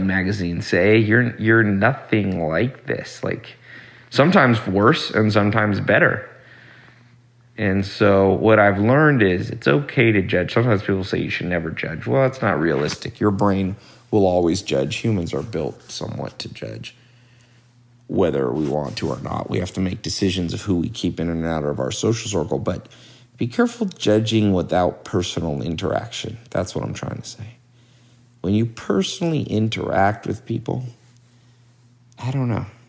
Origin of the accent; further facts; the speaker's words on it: Long Beach, California, United States; now in Hollywood, United States; I was born in Los Angeles, but not the nice part, not the Hollywood, Beverly Hills part. I was born in Long Beach, and uh, when I was older, adult, I came to Hollywood